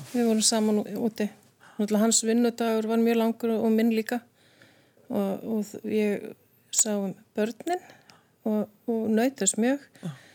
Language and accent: Icelandic; Reykjavík, Capital Region, Iceland; ég er reykjökingur, Ólstupi Breiðaltunu, krakka gerunu þar